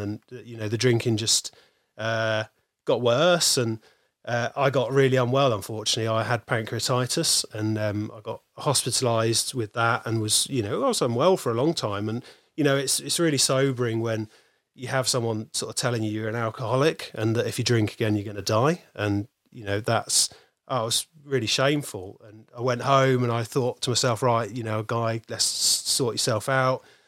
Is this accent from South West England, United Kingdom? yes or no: yes; North Dorset, South West England, United Kingdom; I grew up in North Dorset, which is really, really rural.